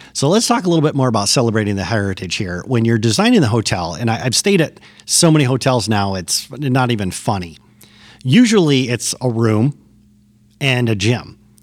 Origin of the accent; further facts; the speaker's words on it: Michigan, United States; moved away; After twenty years, I've returned to my native Michigan